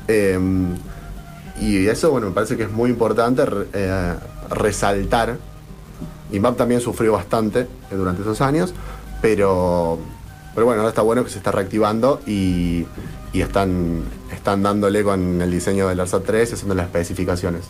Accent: Argentina; somos todos ciudadanos argentinos

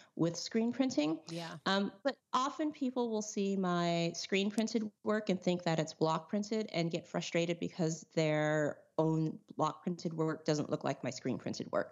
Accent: California, United States; I'm from California

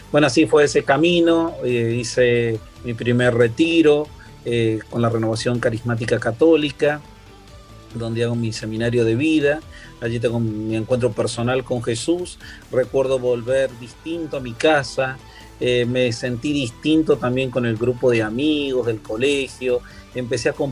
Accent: San Luis, Argentina; moved away as an adult; also born or lived in Río Cuarto, Argentina; now in Miami, United States; en la provincia de San Luis, donde yo nací

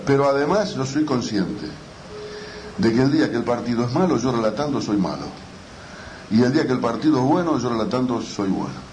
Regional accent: Uruguay; somos uruguayos

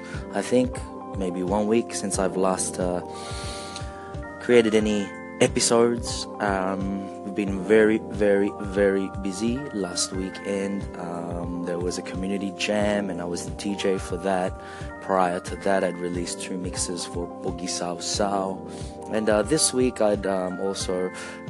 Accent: Australia; being Australian.

